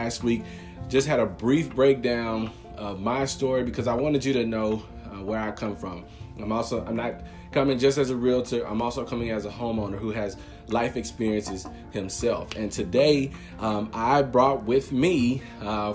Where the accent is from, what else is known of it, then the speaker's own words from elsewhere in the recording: Longview, Texas, United States; also born or lived in Lufkin; I'm just from Longview